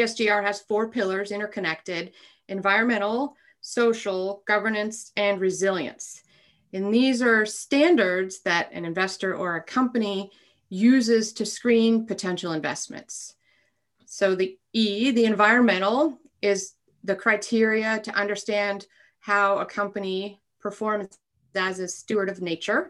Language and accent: English; Alaska, United States; I grew up in Alaska